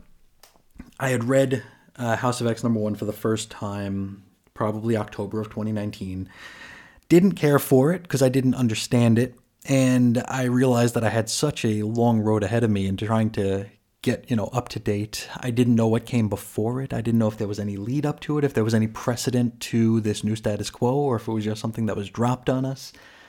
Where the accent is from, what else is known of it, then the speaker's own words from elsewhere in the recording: Utah, United States; July 24th in my home state of Utah is known as Pioneer Day.